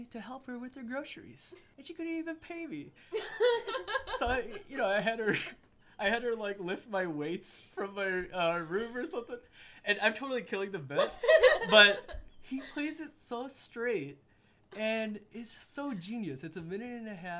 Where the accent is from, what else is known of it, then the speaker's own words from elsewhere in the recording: Michigan, United States; I am from Michigan